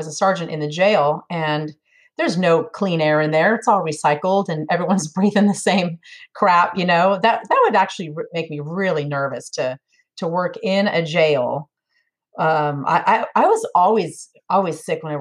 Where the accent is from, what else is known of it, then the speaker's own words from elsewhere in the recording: Sacramento, California, United States; moved away as an adult; now in Tennessee, United States; I was born and raised in California, Sacramento, the capital